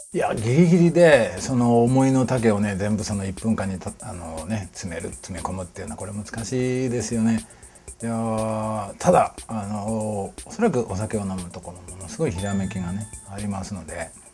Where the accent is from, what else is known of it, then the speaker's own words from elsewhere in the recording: Tosa, Kochi, Japan; 土佐出身